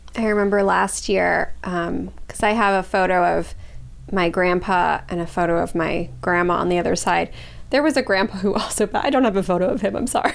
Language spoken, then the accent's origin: English; Los Angeles, California, United States; I grew up in Los Angeles